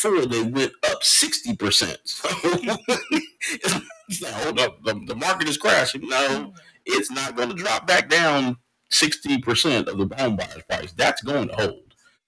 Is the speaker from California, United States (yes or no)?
no; Austin, Texas, United States; now in Maryland, United States; my hometown of Austin